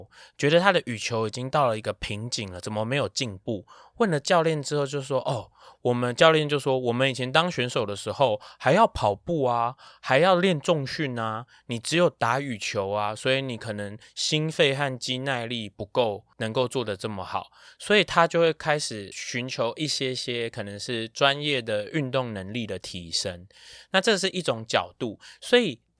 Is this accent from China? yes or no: no; Taiwan; 毕竟我就是台湾人。